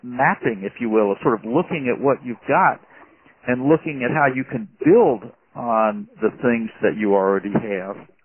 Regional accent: Birmingham, Alabama, United States; I grew up in Birmingham, Alabama

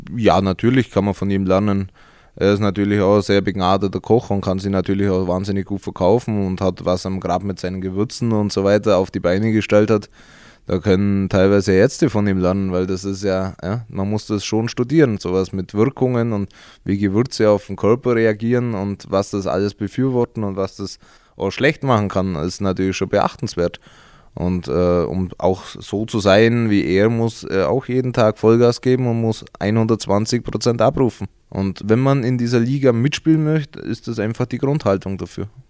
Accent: Augsburg district, Bavaria, Germany; Also ich komme aus dem Landkreis Augsburg, ganz ländlich

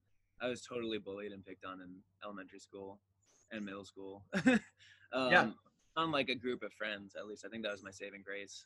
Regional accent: Earlville, New York, United States; I'm from upstate New York, a tiny little town called Earlville with like one traffic light. Mm. But there was an opera house, which I grew up going to do theater at.

